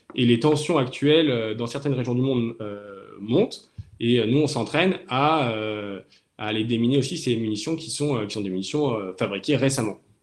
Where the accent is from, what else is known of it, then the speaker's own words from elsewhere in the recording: Toulon, Provence-Alpes-Côte d'Azur, France; moved away as an adult; now in Cherbourg, France; J'ai grandi à Toulon, dans le sud de la France.